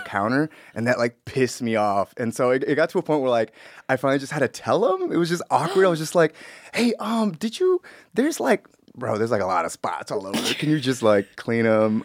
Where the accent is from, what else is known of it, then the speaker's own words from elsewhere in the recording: Los Angeles, California, United States; also born or lived in Bellflower / Paramount / Compton; I was born in, in, uh, in Bellflower, but I was raised in, like, Wilmington, Paramount, Compton